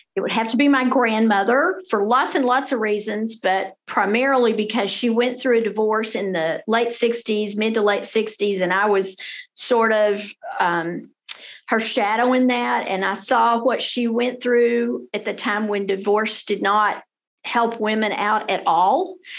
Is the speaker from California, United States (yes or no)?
no; Denton, Texas, United States; also born or lived in Fort Worth, Texas / Austin, Texas; I went all the way through Denton Independent School District, graduated as a Denton High School Bronco. Then I went to University of North Texas here in Denton